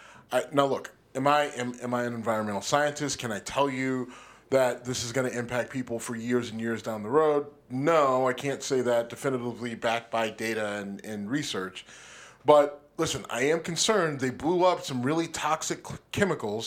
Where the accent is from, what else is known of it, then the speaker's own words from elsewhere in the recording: Youngstown, Ohio, United States; Youngstown, my hometown.